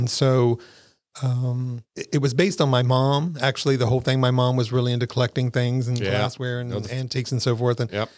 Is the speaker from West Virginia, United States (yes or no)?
yes; West Virginia, United States; now in Crystal River, United States; Well, originally I'm from West Virginia.